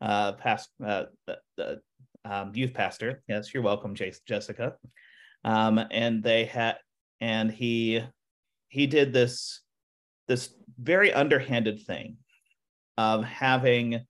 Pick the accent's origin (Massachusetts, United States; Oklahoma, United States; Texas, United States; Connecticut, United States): Oklahoma, United States; moved away; growing up in Oklahoma